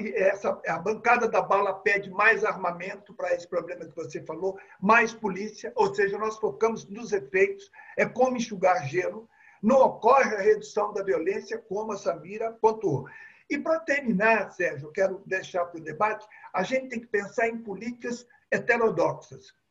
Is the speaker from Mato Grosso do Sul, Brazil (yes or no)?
no; Belo Horizonte, Minas Gerais, Brazil; eu sou de Belo Horizonte